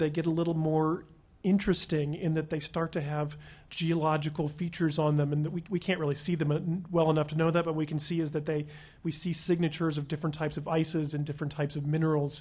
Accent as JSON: {"language": "English", "town": "Huntsville", "region": "Alabama", "country": "United States", "tie": "born or raised there", "moved": "yes", "lives_now": "Pasadena, United States", "said": "When I was growing up in Huntsville, Alabama"}